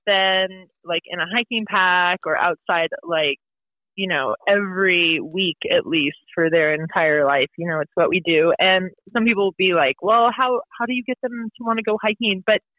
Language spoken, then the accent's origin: English; West Coast, United States; now in New Hampshire, United States; So I'm from the West Coast originally.